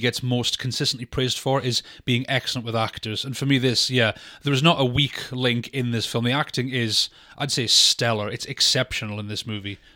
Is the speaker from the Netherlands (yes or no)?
no; United Kingdom; us being British